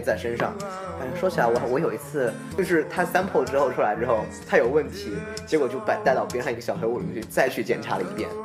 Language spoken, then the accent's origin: Chinese; China; 尤其我们中国人